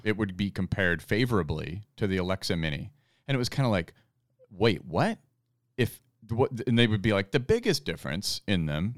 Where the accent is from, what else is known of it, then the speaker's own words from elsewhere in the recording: Fairbanks, Alaska, United States; my hometown of Fairbanks